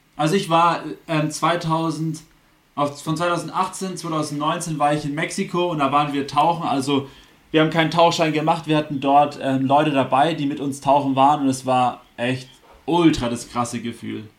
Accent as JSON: {"language": "German", "country": "Germany", "said": "wir sind Deutsche, Deutsche wir aus dem deutschsprachigen Raum"}